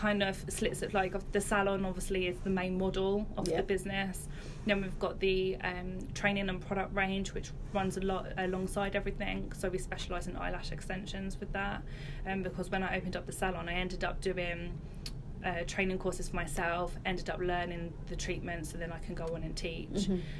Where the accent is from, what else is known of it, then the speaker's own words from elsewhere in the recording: Luton, East of England, United Kingdom; moved away as an adult; now in Great Denham, United Kingdom; I'm originally from Luton.